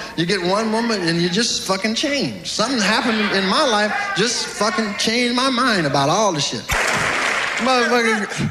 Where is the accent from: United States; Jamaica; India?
United States; California; I came from California. I hadn't been home about 5 years.